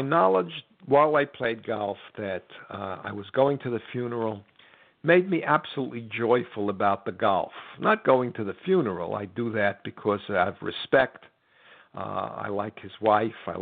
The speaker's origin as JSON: {"language": "English", "country": "United States", "said": "I'm an American"}